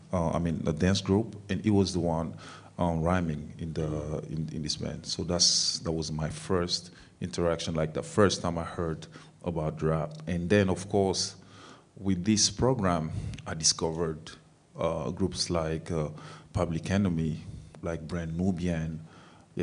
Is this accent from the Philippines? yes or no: no; Abidjan, Côte d’Ivoire; English is a second language; moved away; also born or lived in Dakar, Senegal; I grew up in a neighborhood called Marcory. It's in Abidjan.